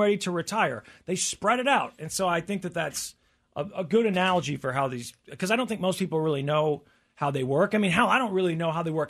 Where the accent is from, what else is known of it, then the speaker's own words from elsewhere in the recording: Tornado Alley, United States; growing up in Tornado Alley